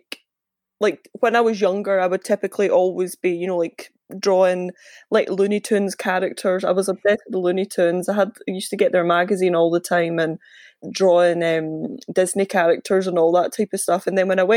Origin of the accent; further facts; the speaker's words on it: Larbert, Scotland, United Kingdom; I'm from Larbert